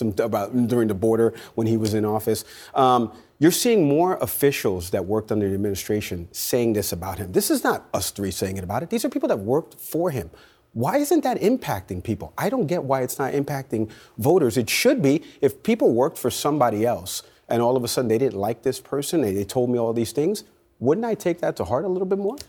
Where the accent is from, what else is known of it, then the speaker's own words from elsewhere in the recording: New York, United States; I grew up in New York